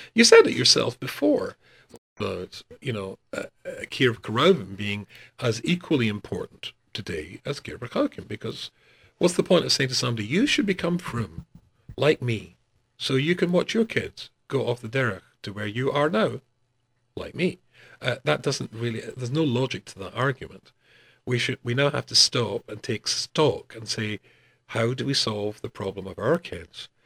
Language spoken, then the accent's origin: English; Glasgow, Scotland, United Kingdom; moved away as an adult; also born or lived in North West England; in Glasgow, my hometown